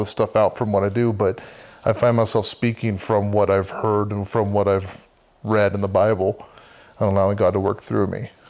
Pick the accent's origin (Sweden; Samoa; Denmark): Samoa; Uh, Samoa, so there's American and Western. I grew up in Western. And so it's still um, villages, um, I really took to the culture there.